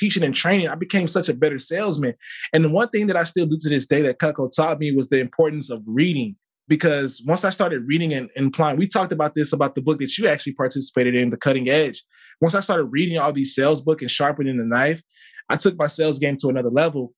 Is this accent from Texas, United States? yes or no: no; Chicago, Illinois, United States; moved away as an adult; also born or lived in Mississippi; I grew up in Chicago